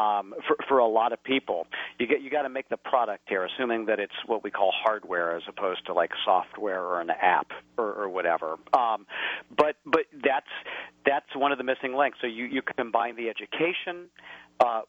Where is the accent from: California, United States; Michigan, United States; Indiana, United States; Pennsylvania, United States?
Indiana, United States; rural; moved away; my hometown in rural Indiana